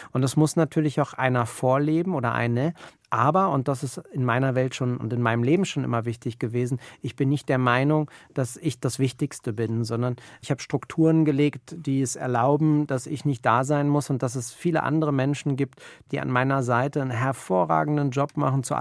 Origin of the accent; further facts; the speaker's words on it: Berlin, Germany; Und ähm, als Berliner hast du einfach eine, ein anderes Mindset. Du bist in, in einer vibrierenden Stadt groß geworden